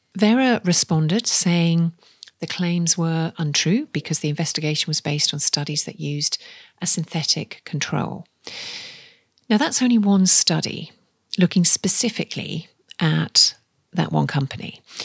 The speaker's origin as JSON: {"language": "English", "area": "the Northeast", "region": "North East England", "country": "United Kingdom", "said": "I'm from the Northeast"}